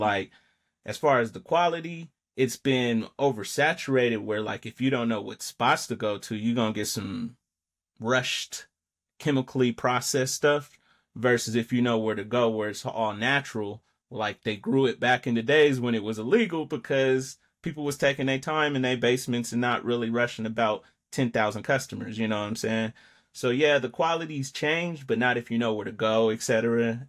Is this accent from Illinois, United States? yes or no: no; Denver, Colorado, United States; I'm from Mount Bello